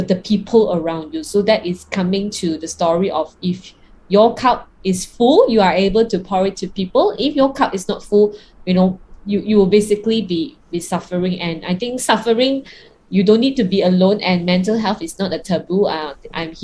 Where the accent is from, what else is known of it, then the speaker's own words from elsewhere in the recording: Kuala Lumpur, Malaysia; I'm from KL, right? Now in Malaysia and under lockdown